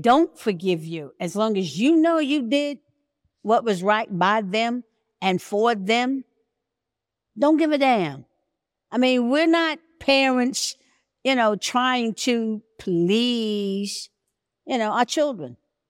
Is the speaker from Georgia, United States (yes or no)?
yes; Atlanta, Georgia, United States; accent: Atlanta; me? I'm an original. I'm Atlanta. This is my Atlanta accent.